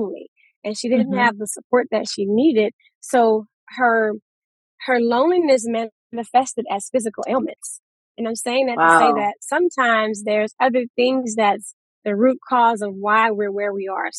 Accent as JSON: {"language": "English", "region": "Louisiana", "country": "United States", "moved": "yes", "lives_now": "Houston, United States", "said": "We're from Louisiana"}